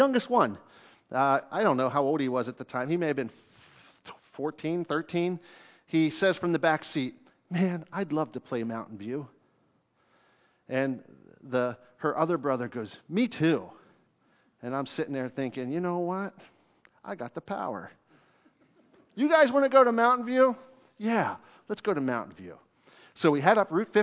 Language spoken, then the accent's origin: English; Fairfield, Pennsylvania, United States; I grew up in Fairfield, Pennsylvania